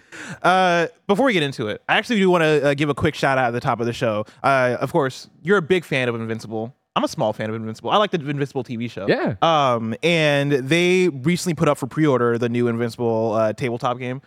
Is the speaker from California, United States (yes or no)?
no; Illinois, United States; I am from Illinois